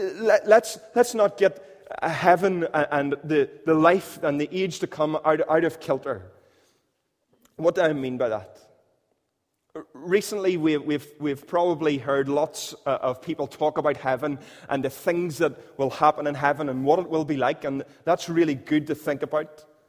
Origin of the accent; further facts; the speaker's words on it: Northern Irish, Northern Ireland, United Kingdom; we're Northern Irish